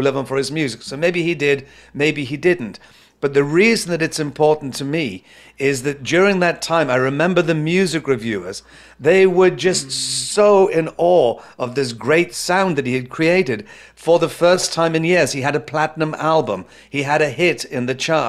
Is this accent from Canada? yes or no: no; Newcastle upon Tyne, North East England, United Kingdom; my hometown in the city of Newcastle in the UK